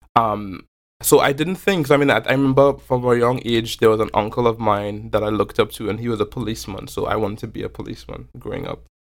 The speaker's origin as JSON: {"language": "English", "town": "Belmont", "region": "Port of Spain", "country": "Trinidad & Tobago", "tie": "born or raised there", "moved": "yes", "said": "growing up in Belmont. Um, Trinidad is also a really culturally and ethnically diverse place."}